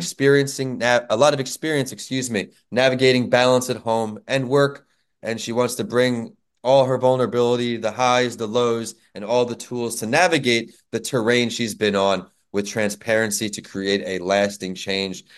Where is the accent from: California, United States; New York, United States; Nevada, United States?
New York, United States; moved away; my home state, New York